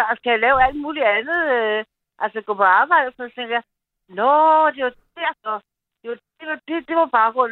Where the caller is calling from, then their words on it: Copenhagen, Capital Region of Denmark, Denmark; Jeg er fra København.